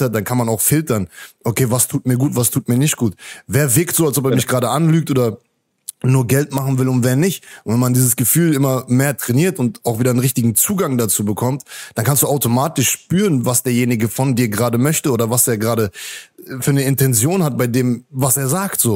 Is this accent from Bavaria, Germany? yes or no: no; Hanover, Lower Saxony, Germany; moved away as an adult; now in Mexico; Das ist meine Heimat, da bin ich geboren